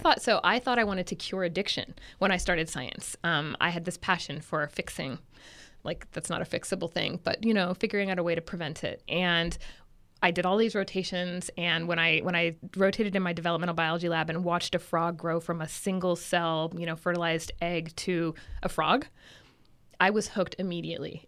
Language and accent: English; Santa Rosa, California, United States; now in Davis, United States; I'm originally from Northern California, so I'm from a town in Sonoma County called Santa Rosa. And when I used to, you know, when I was growing up, we would drive around and cows were everywhere.